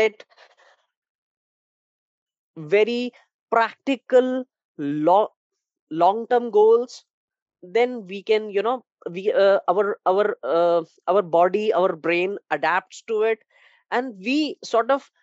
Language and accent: English; India; I'm from India